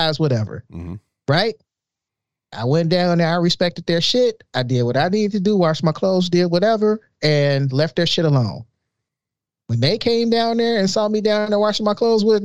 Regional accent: Chicago, Illinois, United States; I grew up in Chicago.

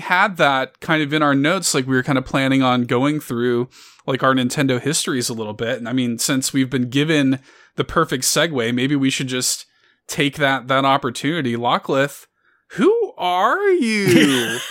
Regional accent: Chicago, Illinois, United States; I grew up in Chicago. I grew up in the south side of Chicago

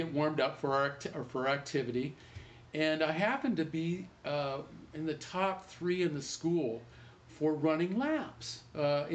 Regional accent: Vista, California, United States; I'm from Vista. And I'm here in Vista now. I ran for Vista High School initially.

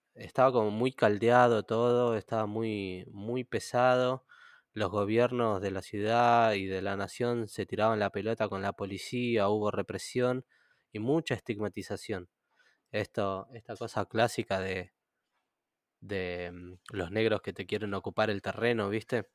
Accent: Moreno, Buenos Aires Province, Argentina; mi infancia en Moreno

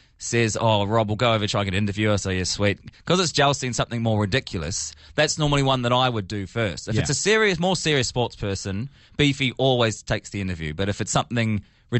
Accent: New Zealand; I'm actually from New Zealand

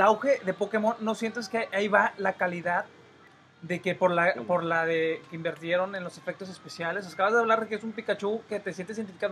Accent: Tampico, Madero and Altamira, Tamaulipas, Mexico; somos los habitantes de Tampico, Madero y Altamira

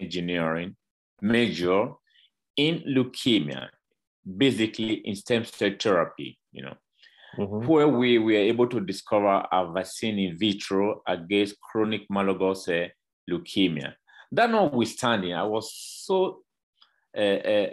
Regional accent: Edo, Nigeria; now in Mexico; Originally, I'm a Nigerian. I was born in Edo State, in Nigeria

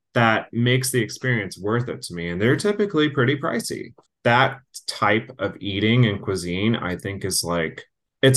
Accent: Texas, United States; growing up in Texas

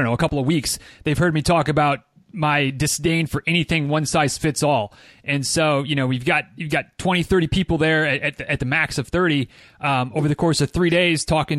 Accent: Midwest, United States; where I grew up in the Midwest

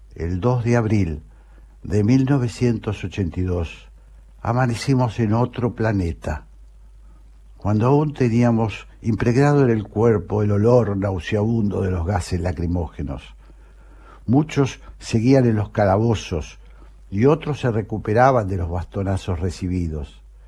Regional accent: Argentina; como todo argentino de bien

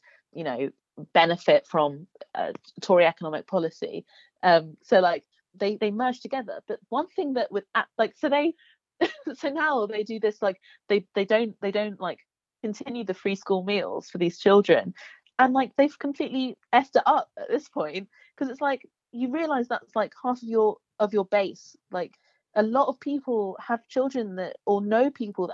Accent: East Sussex, South East England, United Kingdom; moved away as an adult; now in Birmingham, United Kingdom; I'm from East Sussex

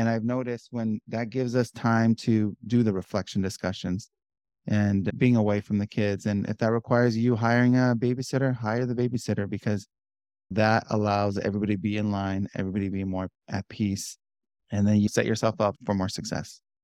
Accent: Southern California, United States; born and raised in Southern California.

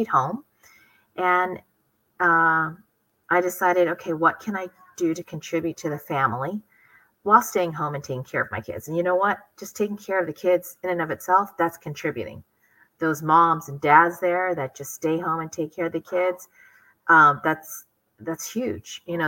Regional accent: San Diego, California, United States; also born or lived in Philippines / Hawaii; I grew up in Hawaii until I was about 5-6 years old. And then I grew up the rest of the time in San Diego.

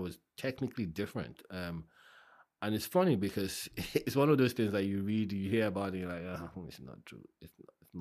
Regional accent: Ikorodu, Lagos, Nigeria; now in United Kingdom; I grew up in Ikorodu

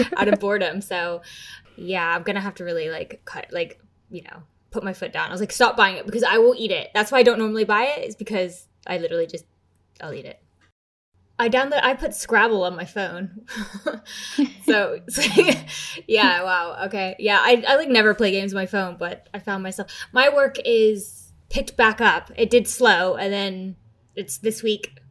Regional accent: United States; now in United Kingdom; I'm American

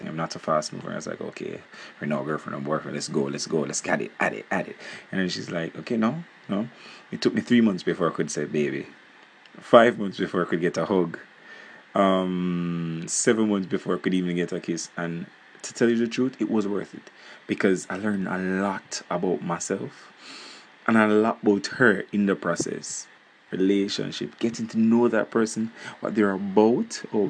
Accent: Jamaica; I'm from Jamaica

